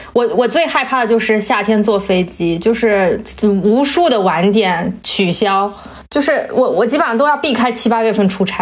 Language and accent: Chinese; South China, China; now in Beijing, China; 我们小时候在南方，就是每年夏天，就是满腿都是包，然后每我每每条腿，然后手臂上都是被我抓破的痕迹。但是到了北北京之后，确实都没有什么蚊子